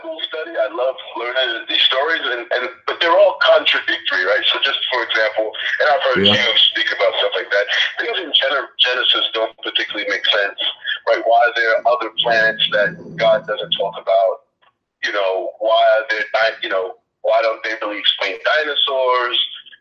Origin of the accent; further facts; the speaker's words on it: New York City, New York, United States; I grew up in New York City